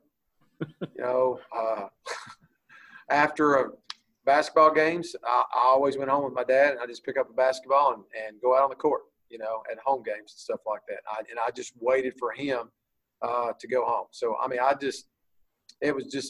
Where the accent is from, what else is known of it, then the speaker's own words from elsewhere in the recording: Bowie, Texas, United States; I moved there when I was four, and my dad was the coach there for, I think, 25 years